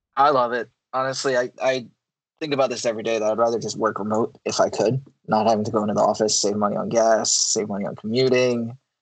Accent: Philadelphia, Pennsylvania, United States; I'm from Philadelphia, uh, just outside of Philadelphia. Born and raised in Pennsylvania.

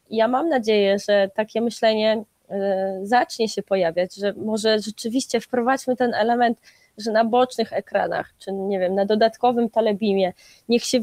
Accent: Gdańsk, Pomeranian Voivodeship, Poland

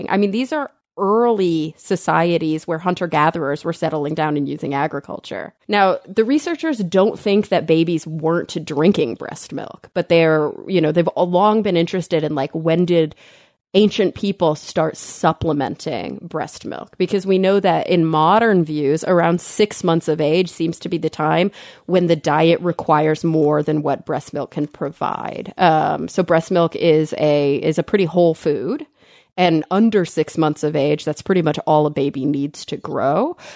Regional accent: Texas, United States; I'm a Texan.

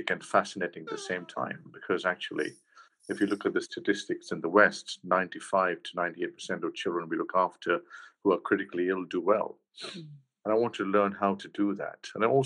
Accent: Mumbai, Maharashtra, India; moved away as an adult; also born or lived in London, United Kingdom / Los Angeles, United States; now in Leicester, United Kingdom; I grew up in Bombay, and I've always called it Bombay

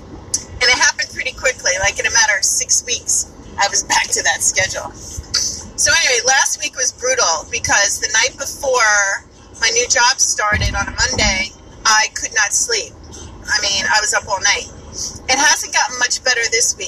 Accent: New York, United States; accent: New York; my New York accent

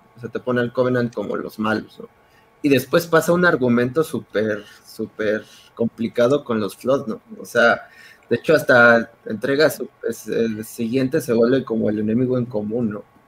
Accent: Mexico; como buen mexicano

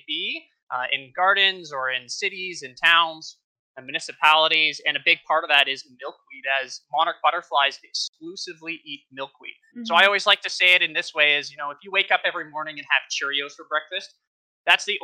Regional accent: Ontario, Canada; I'm from Ontario, Canada

